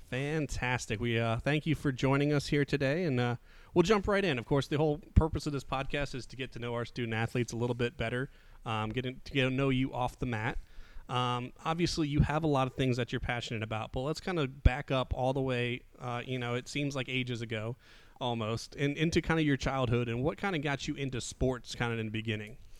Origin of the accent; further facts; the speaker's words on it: Midwest, United States; now in Southeast, United States; I was born in the Midwest